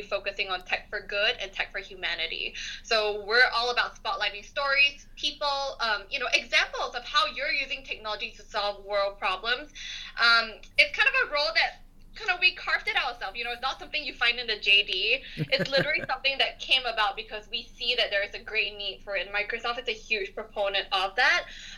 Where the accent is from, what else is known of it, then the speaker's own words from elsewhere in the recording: Singapore; moved away as an adult; now in United States; I'm originally from Singapore